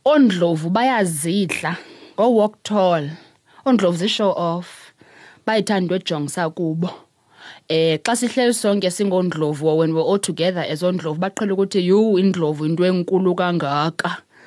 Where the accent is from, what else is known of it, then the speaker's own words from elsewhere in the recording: Queenstown, Eastern Cape, South Africa; So we're from Queenstown. On my first trip there, and I might be taking things a bit further than what I should, but on my first trip to Ewu, I was with my mother.